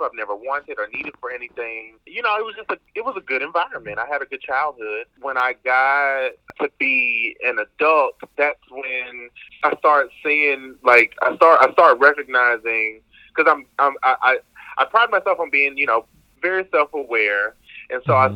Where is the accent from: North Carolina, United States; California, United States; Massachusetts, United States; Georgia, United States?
Georgia, United States; Cartersville; moved away as an adult; also born or lived in Washington, D.C. / Atlanta, Georgia; now in Maryland, United States; I am from Cartersville, Georgia